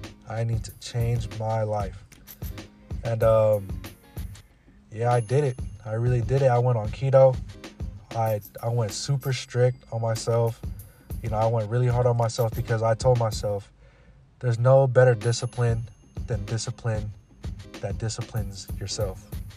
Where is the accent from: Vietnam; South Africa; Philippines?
Philippines; And you know how grandma be sometimes, you know, especially being Filipino, you always gotta eat.